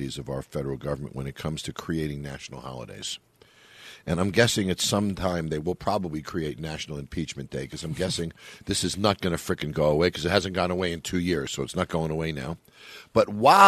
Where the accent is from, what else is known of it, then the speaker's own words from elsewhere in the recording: Long Island, New York, United States; When I was a kid and I was growing up in Long Island